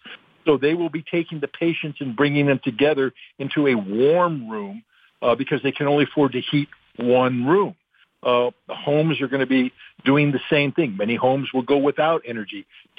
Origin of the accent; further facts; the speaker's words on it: United States; I'm a little jealous as an American.